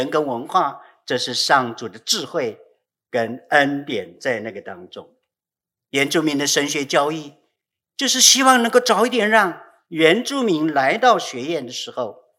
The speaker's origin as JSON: {"language": "Chinese", "country": "Taiwan", "said": "我是你祖先的上帝，更更是告诉了我们台湾人、台湾原住民和上帝的这个关系，不是从现在开始的，而是从我们的祖先那个时候呢，就已经有这种这一层的关系在那里。"}